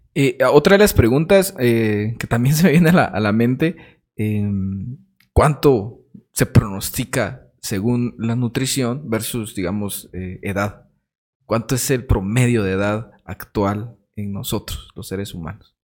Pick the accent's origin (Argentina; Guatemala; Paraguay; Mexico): Guatemala; Jacaltenango, Huehuetenango; nosotros como jacaltecos, como guatemaltecos